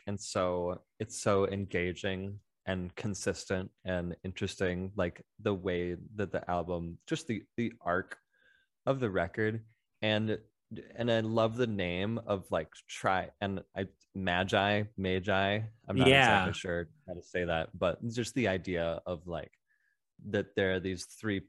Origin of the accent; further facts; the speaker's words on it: Kalamazoo, Michigan, United States; also born or lived in Grand Rapids; So I lived in that part of Michigan for the first, 10 years of my life. So I was very young when I moved to Grand Rapids